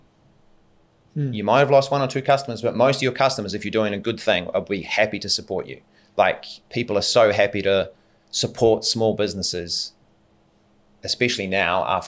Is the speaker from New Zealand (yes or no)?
yes; New Zealand; moved away; We're all from New Zealand, so obviously there's always a draw there back to home.